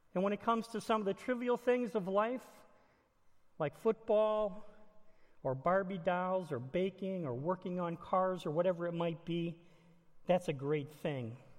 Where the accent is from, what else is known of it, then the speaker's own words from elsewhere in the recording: Illinois, United States; I was born and raised in Illinois